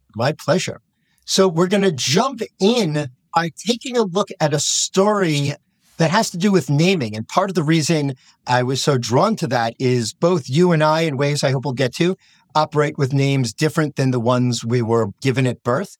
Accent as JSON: {"language": "English", "country": "United States", "said": "as an American rabbi"}